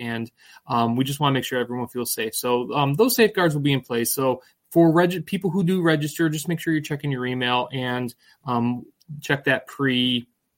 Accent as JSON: {"language": "English", "region": "New England", "country": "United States", "tie": "born or raised there", "moved": "yes", "said": "I grew up in New England"}